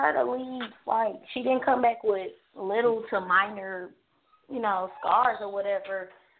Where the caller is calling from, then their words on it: Atlanta, Georgia, United States; I'm calling from Atlanta, Georgia.